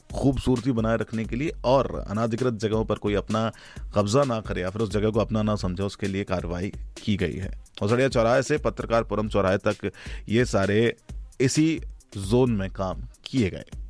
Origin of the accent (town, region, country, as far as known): India